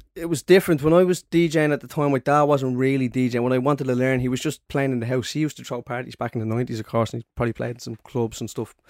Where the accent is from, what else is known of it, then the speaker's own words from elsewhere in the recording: Dublin, Leinster, Ireland; growing up in Ballymore